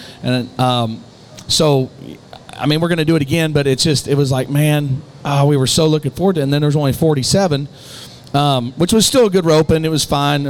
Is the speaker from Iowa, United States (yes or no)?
yes; Sidney, Iowa, United States; like Sydney, Iowa, my hometown